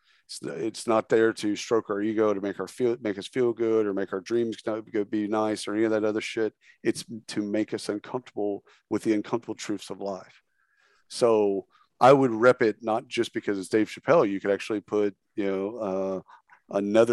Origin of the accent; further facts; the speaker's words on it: Texas, United States; I grew up obviously in Texas